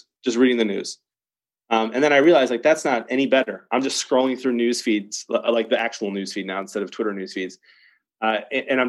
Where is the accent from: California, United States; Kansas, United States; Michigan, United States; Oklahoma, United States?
Michigan, United States; Detroit; now in Chicago, United States; I live in Chicago. I was born in Detroit.